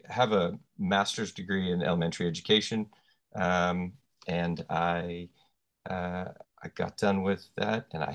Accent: Oregon, United States; now in North Wales, United Kingdom; Currently live in North Wales in the UK. I am from Oregon, which is on the west coast of the United States.

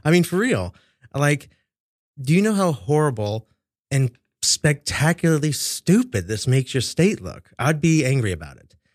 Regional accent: Kansas City, Missouri, United States; now in New York, United States; my hometown, Kansas City

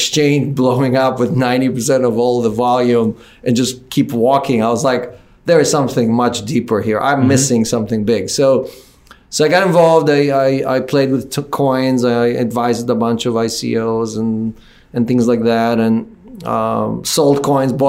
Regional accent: Israel; also born or lived in Ukraine; now in United States; I was born in the Ukraine. I grew up in Israel. I was lucky to come to the United States

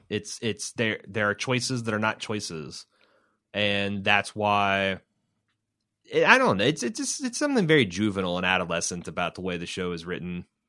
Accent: Midwest, United States; accent: hick Midwestern

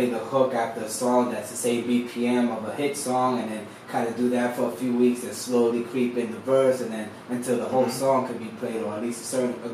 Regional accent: Florida, United States; also born or lived in California; I'm, from the south, you know. Yeah. I, was, I was raised in Florida

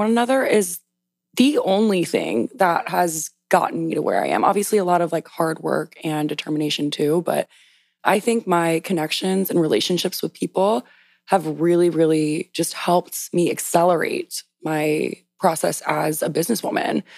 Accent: South Louisiana, United States; also born or lived in New York; now in Washington, D.C., United States; I grew up in South Louisiana

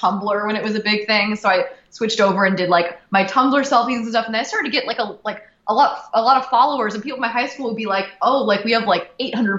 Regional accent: Brea, California, United States; I lived in the same like area all my life, like Brea, California. It's Fullerton

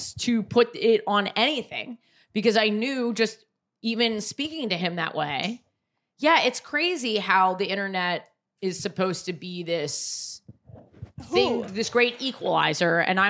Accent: New York City, New York, United States; Here, New York.

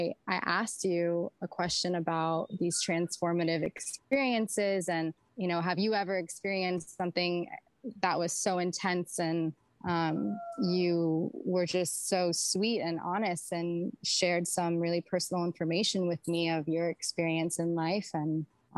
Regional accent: Santa Monica, California, United States; moved away; also born or lived in Miami; I decided to stay in LA area because it's actually where I'm originally from. I was born in Santa Monica

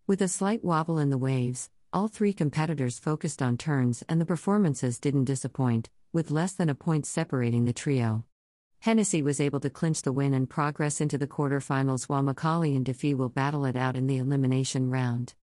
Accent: Costa Rica; Growing up in Costa Rica, and spending time in Hawaii and Fiji, I feel like this place is a combination of all of those places.

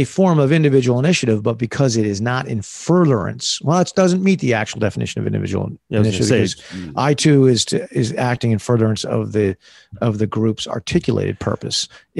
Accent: United States; I'm an American. Yeah. Boom. I'm an American attorney, a former American soldier.

